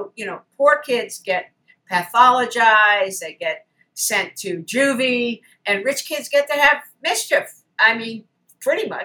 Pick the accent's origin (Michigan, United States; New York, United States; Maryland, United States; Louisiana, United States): Maryland, United States; Baltimore; moved away; my hometown, Baltimore